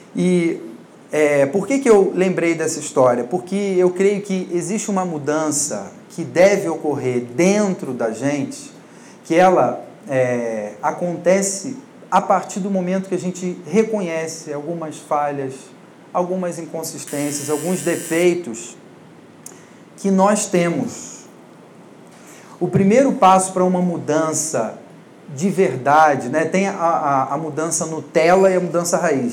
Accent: Rio de Janeiro / Niterói, Brazil; moved away as an adult; now in São Paulo, Brazil; sou do Rio de Janeiro, né, e trabalhava com isso lá, mas sou filho de pastor, pastor de uma igreja relativamente grande, e nasci na igreja, cresci na igreja

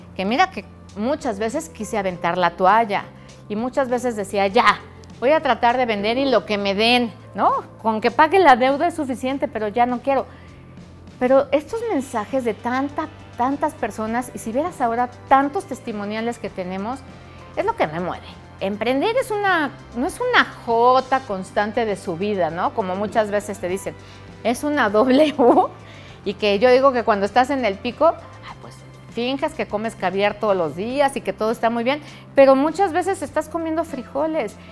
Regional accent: Mexico; como mexicanos nos importa mucho más apoyar a México

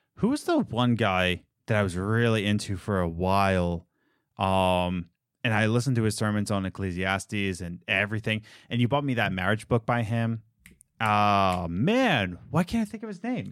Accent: Philadelphia, Pennsylvania, United States; I'm from Philadelphia

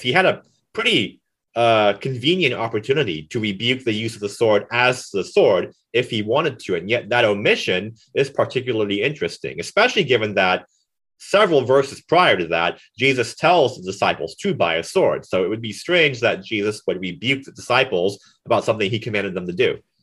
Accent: Florida, United States; now in Kansas, United States; Florida, my home state

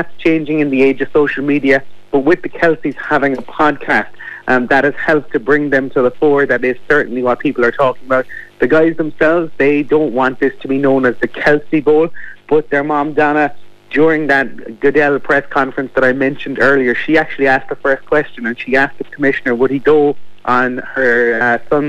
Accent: Fermoy, Munster, Ireland; When I was growing up in Fermoy in County Cork

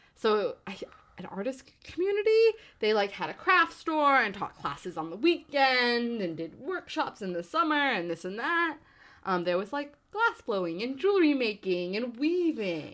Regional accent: New Jersey, United States; I grew up in New Jersey

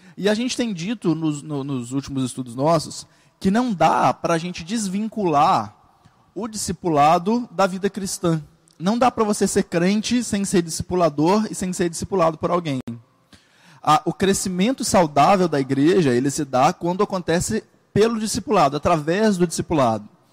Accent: Brazil; na igreja brasileira porque a gente é brasileiro

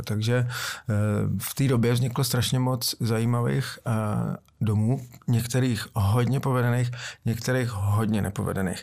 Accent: Prague, Czechia; jsem stoprocentní Pražák

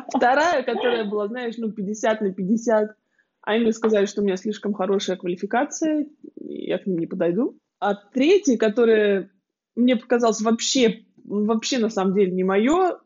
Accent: Siberia, Russia; moved away as an adult; also born or lived in Kemerovo, Russia; now in Munich, Germany; девочка из Сибири

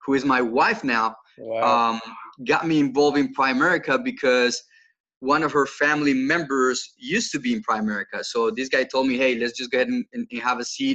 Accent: Colombia; now in South Carolina, United States; for those of you that can't get my accent, I'm not from here originally. I was born in Colombia in South America, in South Carolina.

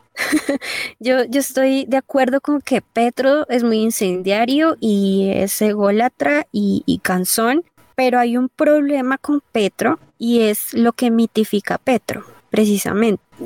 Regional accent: Colombia; nosotros como colombianos

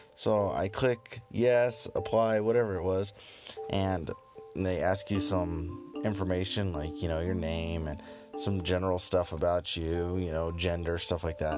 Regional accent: United States; me being an American tourist

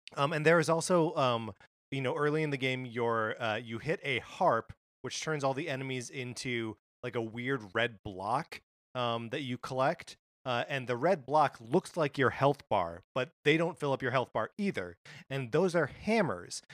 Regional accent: Kenosha, Wisconsin, United States; my hometown of Kenosha, Wisconsin

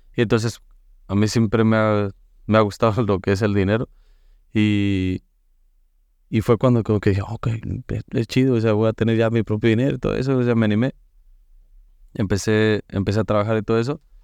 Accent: Mexico; moved away; en México nos acostumbraban para el fin de año de llevarnos al, al Santísimo

